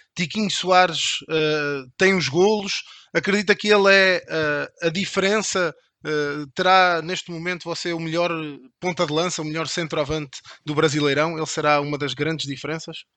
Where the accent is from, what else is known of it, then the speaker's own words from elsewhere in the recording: Portugal; accent: Portuguese; O meu sotaque denuncia-me, eu venho de Portugal